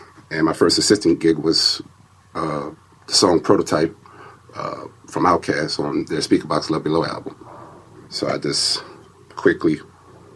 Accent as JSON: {"language": "English", "town": "Sunset", "region": "Louisiana", "country": "United States", "tie": "born or raised there", "moved": "yes", "said": "I grew up in Louisiana, a small town, Sunset, which was about 140 miles west of New Orleans"}